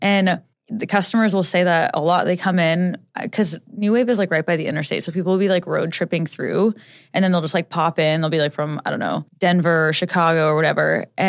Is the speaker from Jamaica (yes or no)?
yes; Jamaica; like I'm from Jamaica and you guys are like trying to come vacation in my country.